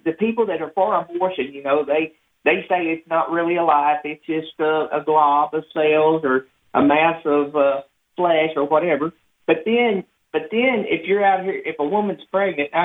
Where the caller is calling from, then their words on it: Arkansas, United States; We're calling from Worlton, Arkansas.